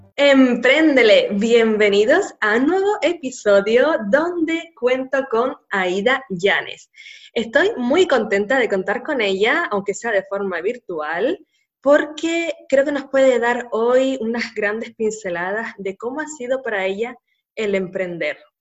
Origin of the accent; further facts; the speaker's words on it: Canary Islands, Spain; nacida en Canarias